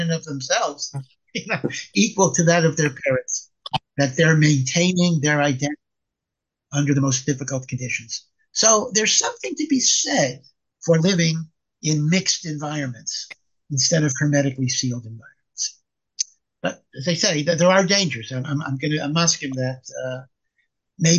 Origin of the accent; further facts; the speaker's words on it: Hartford, Connecticut, United States; I grew up in Hartford, Connecticut